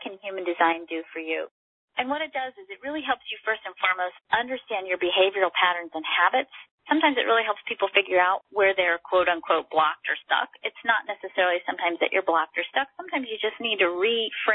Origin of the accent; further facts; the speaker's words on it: Texas, United States; I am Texan